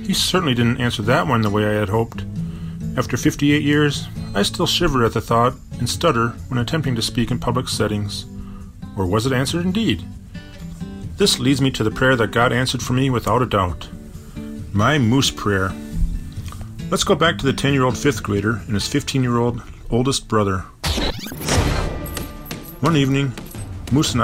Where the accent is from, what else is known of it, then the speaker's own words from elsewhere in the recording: Bloomington, Minnesota, United States; I lived with a moose all throughout my childhood, growing up in Bloomington, Minnesota